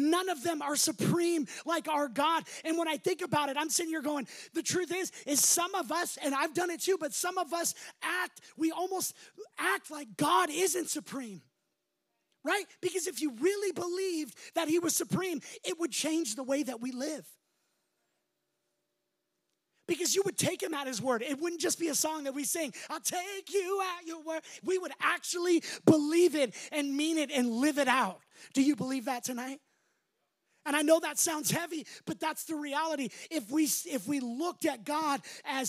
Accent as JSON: {"language": "English", "town": "Las Vegas", "region": "Nevada", "country": "United States", "moved": "yes", "said": "I'm from Vegas"}